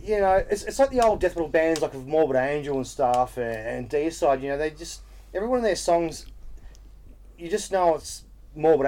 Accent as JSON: {"language": "English", "town": "Albury Wodonga", "country": "Australia", "said": "I'm from Albury Wodonga"}